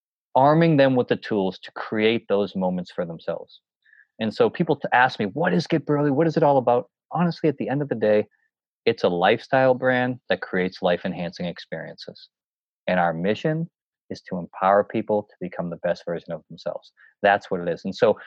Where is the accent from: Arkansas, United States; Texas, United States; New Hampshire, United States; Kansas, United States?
New Hampshire, United States; when I would hike these mountains, growing up in the White Mountains, doing all these, you know, the presidential peaks